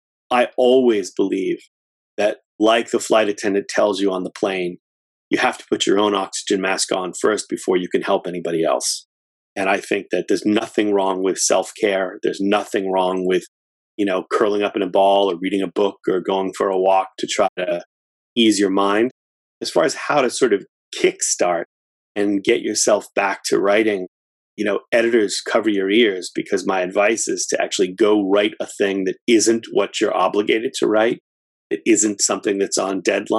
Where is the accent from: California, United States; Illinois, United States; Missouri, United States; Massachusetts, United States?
Massachusetts, United States; Framingham; I'm in Massachusetts, born and raised, and lived here for all but 3 years of my life. I grew up in Framingham, Massachusetts